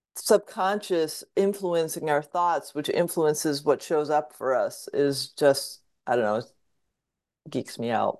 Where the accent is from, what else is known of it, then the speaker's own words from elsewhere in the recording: Fairfield County, Southwest Connecticut, United States; I grew up in Southwest Connecticut in Fairfield County